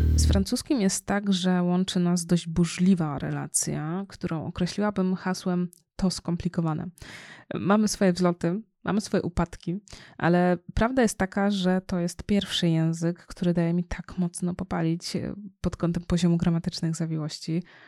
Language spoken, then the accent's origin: Polish; Poland; mieszkając w Polsce, w kraju, w którym się urodziłam